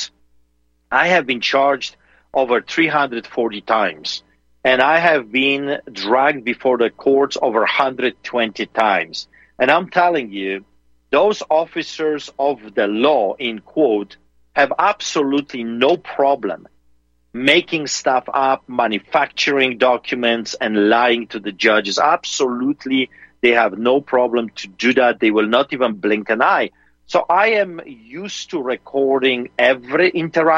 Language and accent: English; Poland; now in Calgary, Canada; I grew up in Poland behind the Iron Curtain under the boots of the Soviets